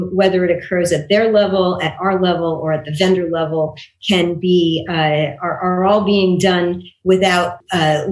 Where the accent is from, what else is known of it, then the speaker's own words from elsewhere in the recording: Long Beach, New York, United States; moved away as an adult; also born or lived in Pennsylvania / Taiwan; now in California, United States; I grew up in New York